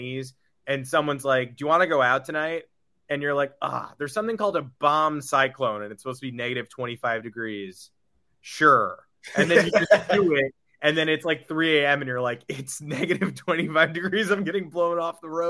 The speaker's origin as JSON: {"language": "English", "region": "New York", "country": "United States", "tie": "born or raised there", "said": "I was born in New York"}